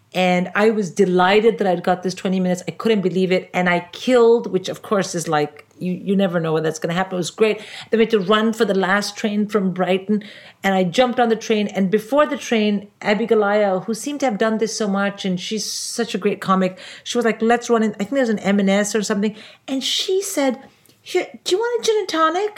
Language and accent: English; India; now in United Kingdom; I'm an Indian